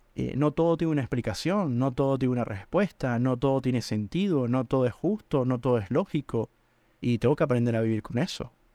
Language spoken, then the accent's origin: Spanish; Venezuela; moved away as an adult; Yo soy venezolano